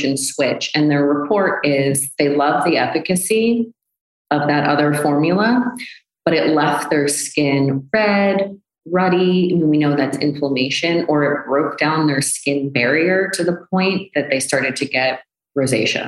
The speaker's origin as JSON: {"language": "English", "country": "United States", "said": "I'm American."}